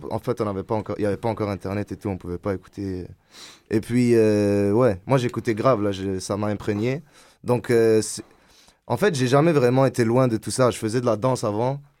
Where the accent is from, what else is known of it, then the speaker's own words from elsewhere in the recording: Algeria; also born or lived in Montreal; now in Ottawa, Canada; ouais voilà, ben je... ouais, c'est ça, je suis né en Algérie, je viens d'Algérie, ensuite on est venu ici, et voilà, c'est ça, depuis